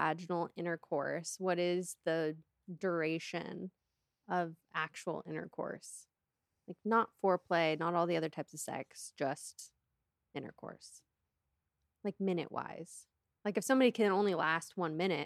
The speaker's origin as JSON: {"language": "English", "town": "Seattle", "region": "Washington", "country": "United States", "said": "I'm from the Seattle area"}